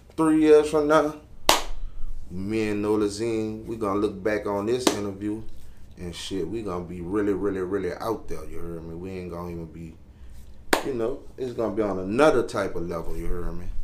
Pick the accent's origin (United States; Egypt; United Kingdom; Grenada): United States; New Orleans, Louisiana; I'm from Uptown New Orleans, Carrollton, 17 Ward